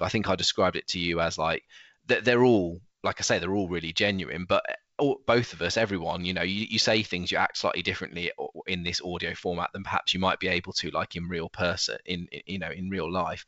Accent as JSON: {"language": "English", "country": "United Kingdom", "said": "as British people"}